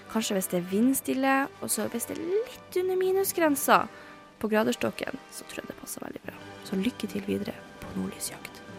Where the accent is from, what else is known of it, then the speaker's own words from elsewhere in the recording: Northern Norway, Norway; moved away as an adult; Som nordlending